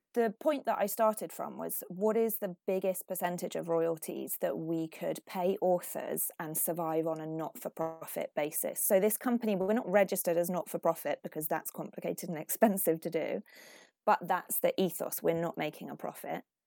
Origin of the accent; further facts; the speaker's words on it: Finland; now in United Kingdom; I was brought up in Finland, which is, you know, not only white, but like very white.